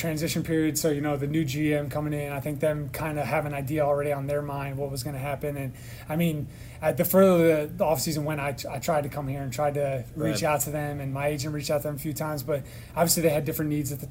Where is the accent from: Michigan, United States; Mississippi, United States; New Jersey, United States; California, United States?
New Jersey, United States; growing up in New Jersey and Philadelphia, New York area